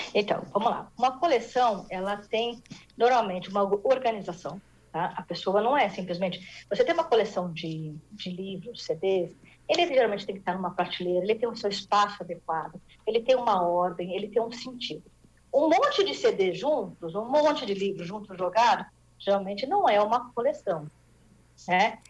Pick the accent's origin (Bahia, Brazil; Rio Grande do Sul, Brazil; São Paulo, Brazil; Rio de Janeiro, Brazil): São Paulo, Brazil; eu sou aqui de São Paulo